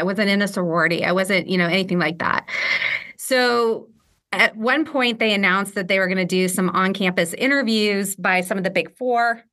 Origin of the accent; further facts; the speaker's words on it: West Coast, United States; moved away as an adult; also born or lived in Philadelphia / Portland / Ireland; I'm from the West Coast. I grew up on the West Coast